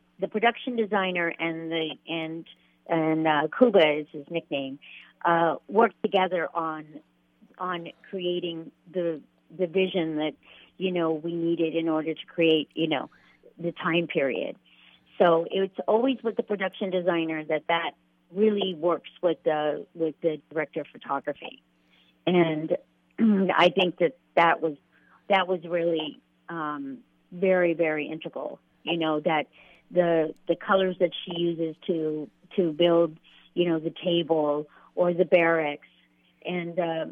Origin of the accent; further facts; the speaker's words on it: Fresno, California, United States; I come from Fresno